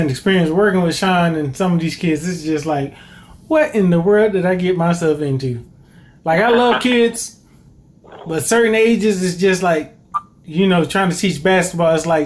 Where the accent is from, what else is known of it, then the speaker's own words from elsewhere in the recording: Greensboro, North Carolina, United States; growing up here in Greensboro, well, growing up in Greensboro